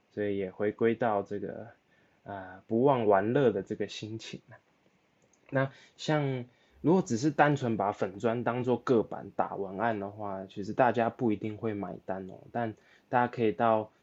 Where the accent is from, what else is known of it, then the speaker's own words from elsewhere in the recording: Taipei, Taiwan; 连我这土生土长的内湖人都不想上班了